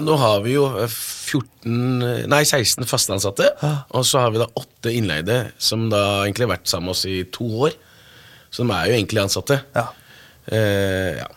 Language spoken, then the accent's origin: Norwegian; Morocco; now in Norway; Jeg er opprinnelig fra Marokko